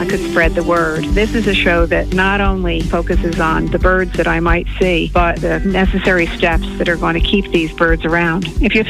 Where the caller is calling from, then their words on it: Roswell, Georgia, United States; I'm calling from Roswell, Georgia.